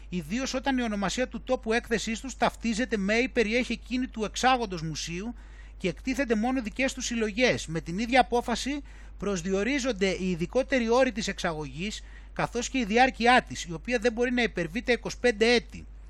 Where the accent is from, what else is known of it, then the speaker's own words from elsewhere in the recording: Greece; να είμαι από την Ελλάδα